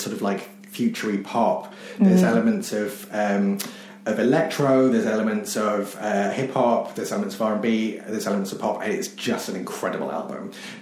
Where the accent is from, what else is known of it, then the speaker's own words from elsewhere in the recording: United Kingdom; I'm British